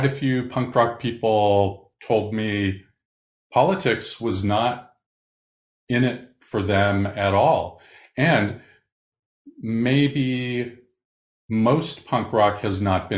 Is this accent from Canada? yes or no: no; Southern California, United States; growing up in Southern California